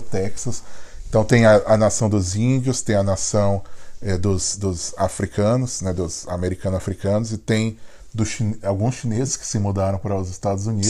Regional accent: Brazil; now in Philadelphia, United States

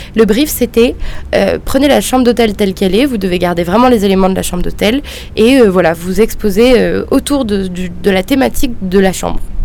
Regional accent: Marseille, Provence-Alpes-Côte d'Azur, France; moved away as an adult; now in Paris, France; je suis de Marseille à la base et euh, je suis partie à Paris

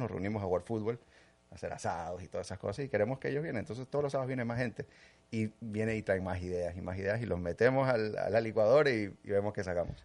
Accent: Ecuador; also born or lived in New Jersey, United States / New York, United States; now in Miami, United States; nací en New Jersey, en, Estados Unidos, pero desde muy chiquito me fui para Ecuador. Mis padres son ecuatorianos

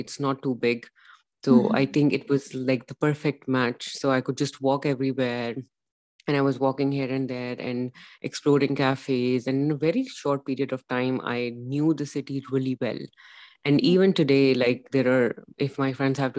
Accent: Pakistan; moved away as an adult; now in Denmark; I am from Pakistan.

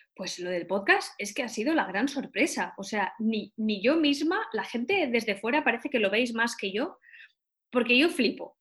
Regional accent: Valencia, Valencian Community, Spain; also born or lived in Barcelona; volví a Valencia, que es de donde yo soy

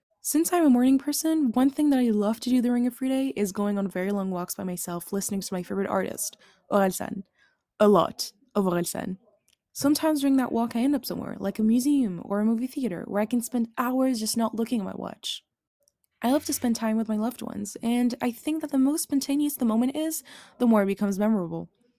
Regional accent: Neuilly-sur-Seine, Île-de-France, France; born there; I was born in Neuilly-sur-Seine, a town in the west of Paris, from an Algerian father and a Franco-Algerian mother. So maybe you guessed it, but I am very Algerian.

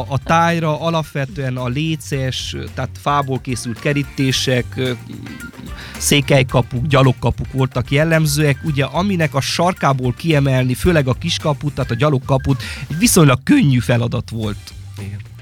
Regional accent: Sáromberke, Mureș County, Romania; a saját szülőfalumban, Sáronbergként

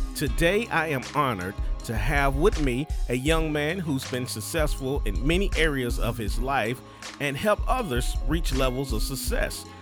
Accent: Durham, North Carolina, United States; I'm originally from Durham

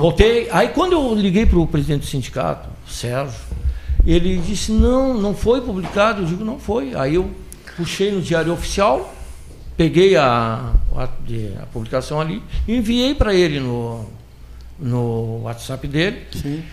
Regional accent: Pelotas, Rio Grande do Sul, Brazil; aqui na região mesmo, que nós somos da região de Pelotas.

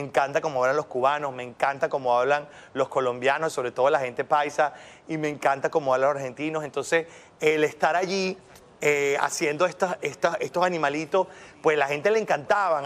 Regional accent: Venezuela

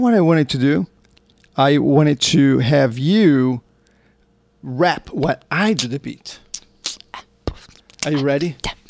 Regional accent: Brazil; now in Southern California, United States; Well, I'm from Brazil, and we're using to like 98% humidity.

